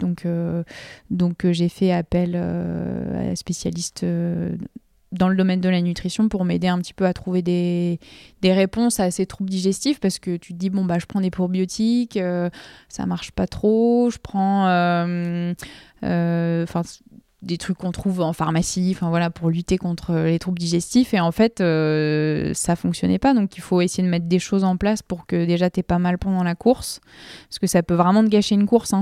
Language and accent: French; Nord, Hauts-de-France, France; Je suis nordiste